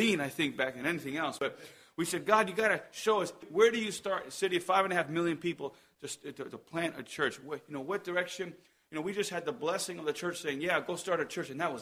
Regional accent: Columbus, New Jersey, United States; moved away; also born or lived in Madrid, Spain; I'm from Columbus, New Jersey.

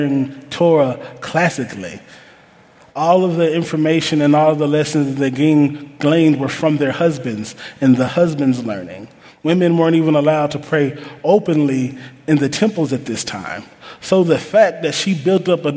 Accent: Huntsville, Alabama, United States; I'm from Huntsville, Alabama

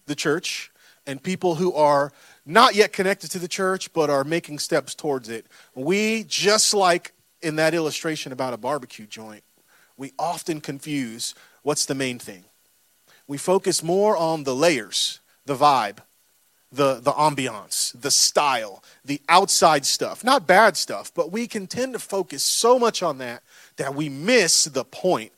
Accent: Florida, United States; I'm from Florida

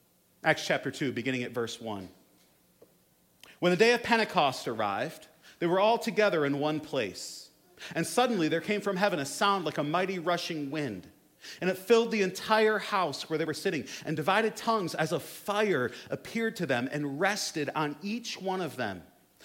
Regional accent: United States; as especially American Protestant Christians

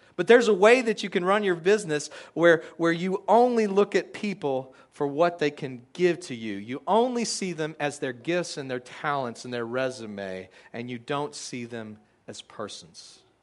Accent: United States; we as American Christians

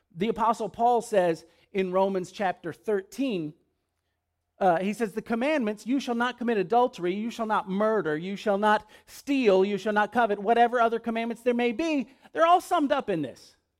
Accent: West Monroe, Louisiana, United States; moved away; The very first neighborhood I lived in was in West Monroe, Louisiana.

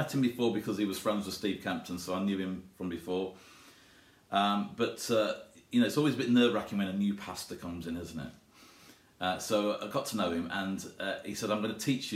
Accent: Derby, East Midlands, United Kingdom; also born or lived in Allestree / Elvaston; I was born actually in Derby City General Hospital

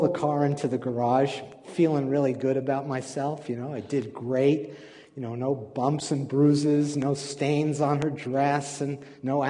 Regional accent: New York, United States; I was born and raised in a Jewish family in New York

